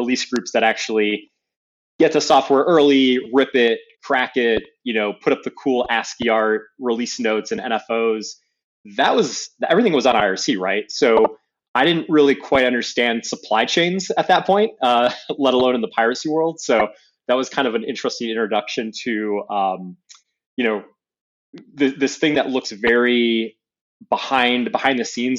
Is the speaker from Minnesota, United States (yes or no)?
no; Dearborn, Michigan, United States; Yep. Yeah, I grew up in Dearborn, Michigan.